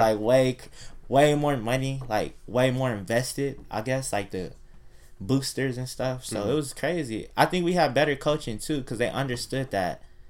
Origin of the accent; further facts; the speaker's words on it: Buena Park, California, United States; also born or lived in Fountain Valley; I'm from Buena Park